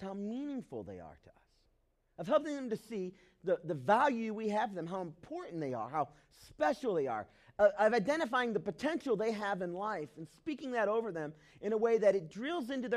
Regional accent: the South, United States; I grew up in the South.

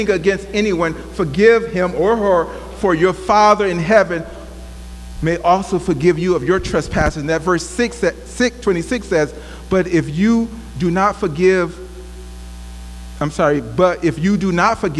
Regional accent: Alabama, United States; also born or lived in Birmingham, Alabama; I'm from Alabama. My family is from Birmingham, Alabama

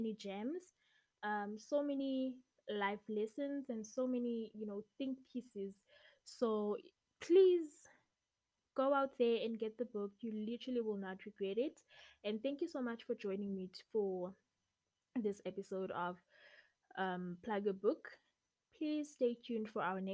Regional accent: South Africa; I'm from South Africa

